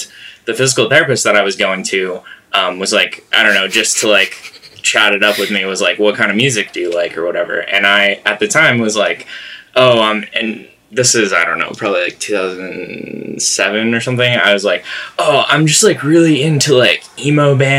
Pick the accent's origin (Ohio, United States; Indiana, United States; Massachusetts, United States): Massachusetts, United States; I'm from Massachusetts.